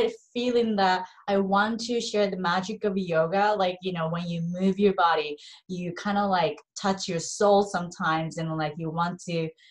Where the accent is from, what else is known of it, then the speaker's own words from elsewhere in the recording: Japan; moved away as an adult; also born or lived in Los Angeles, United States; I'm 100% Japanese, born and raised in Japan